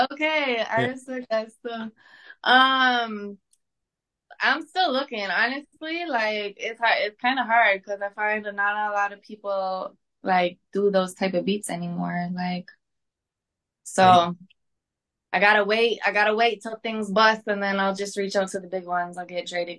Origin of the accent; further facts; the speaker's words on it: Wawa, Ontario, Canada; Wawa, Ontario. Oh, so you really did your research.